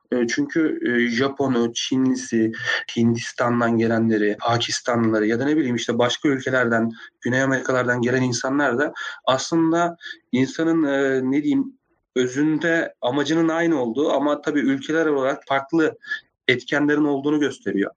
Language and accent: Turkish; Afyonkarahisar, Turkey; Ben Afyon Afyonkarahisar doğumluyum.